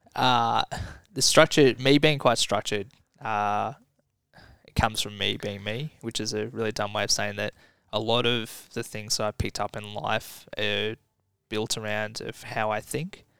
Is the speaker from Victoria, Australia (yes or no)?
yes; Somerville, Victoria, Australia; I grew up in Somerville